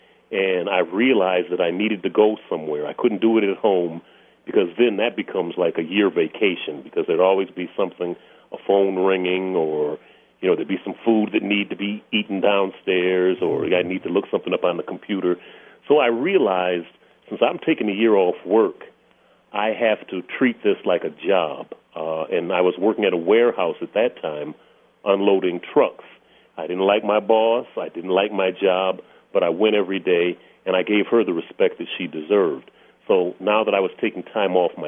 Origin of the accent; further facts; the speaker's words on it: Flint, Michigan, United States; I was working in a factory in my hometown of Flint, Michigan